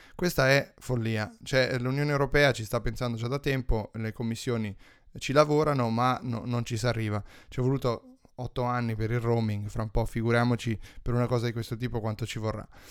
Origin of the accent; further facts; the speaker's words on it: Tuscany, Italy; dalle mie parti